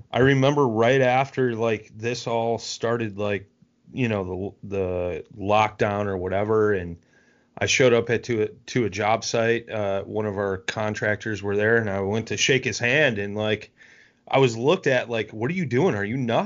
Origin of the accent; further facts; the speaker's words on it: North Central Illinois, United States; I'm from North Central Illinois, about an hour and a half west of Chicago, 10 minutes south of the Wisconsin border